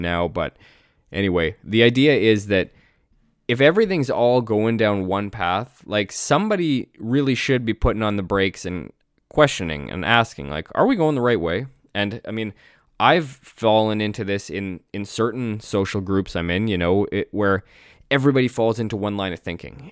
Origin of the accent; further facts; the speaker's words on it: Canada; I'm Canadian